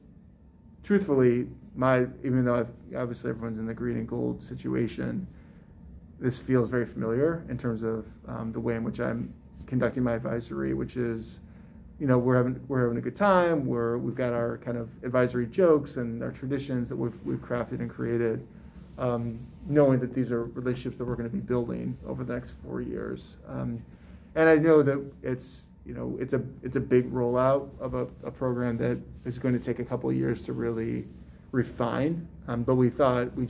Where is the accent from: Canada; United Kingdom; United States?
United States; St. Louis, Missouri; also born or lived in Chicago; now in Raleigh, United States; St. Louis, which is my hometown